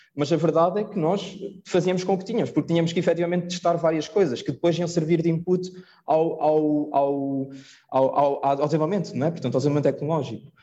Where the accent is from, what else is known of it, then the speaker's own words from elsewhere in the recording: Portugal; nós somos portugueses